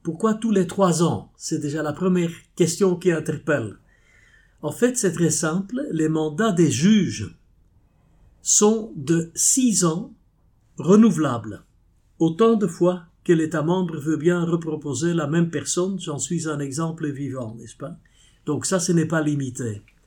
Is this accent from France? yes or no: no; Flanders, Belgium; first language Dutch; French is a second language; je suis belge